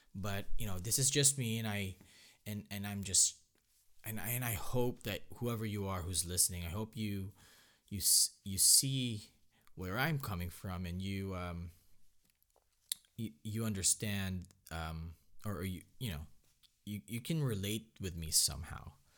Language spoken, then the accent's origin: English; Philippines; moved away; growing up in the Philippines